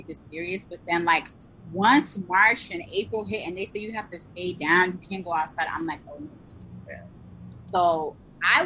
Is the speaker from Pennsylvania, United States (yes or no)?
yes; Pennsylvania, United States; I'm originally from the Pennsylvania area